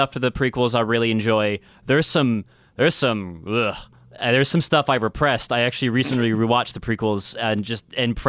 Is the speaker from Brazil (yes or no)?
no; Calgary, Alberta, Canada; Edmonton was the next town over from where I grew up. I grew up in Calgary.